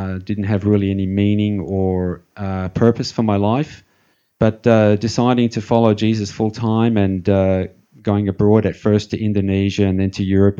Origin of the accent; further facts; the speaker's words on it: Melbourne, Victoria, Australia; I was born in Melbourne, Australia, where I am now. That was back in 61. I grew up in the suburbs there, nothing unusual